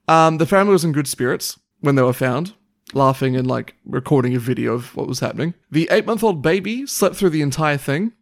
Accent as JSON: {"language": "English", "country": "Papua New Guinea", "tie": "born or raised there", "moved": "yes", "said": "when I was growing up in New Guinea"}